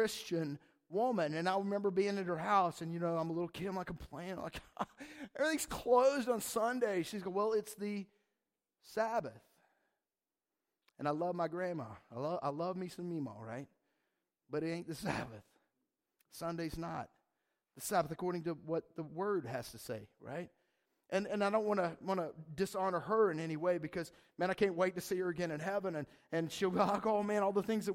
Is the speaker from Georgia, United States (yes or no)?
yes; Atlanta, Georgia, United States; I'm from Atlanta